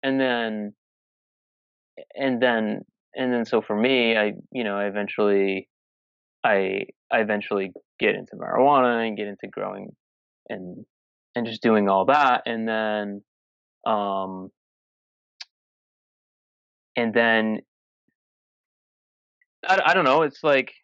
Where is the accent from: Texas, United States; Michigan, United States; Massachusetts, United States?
Massachusetts, United States; I'm from Massachusetts